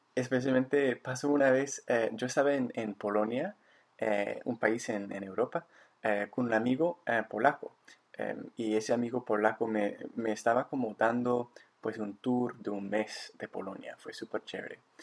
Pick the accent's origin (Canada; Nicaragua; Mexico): Canada; Victoria, British Columbia; also born or lived in Bogotá, Colombia; aquí de nuevo en mi, en mi ciudad natal